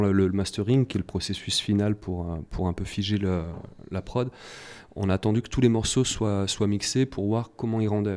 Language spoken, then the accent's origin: French; Saint-Étienne, Auvergne-Rhône-Alpes, France; j'ai pris quelques cours dans la MJC de mon quartier. moi, j'étais de Terre-Noire, un quartier de saint etienne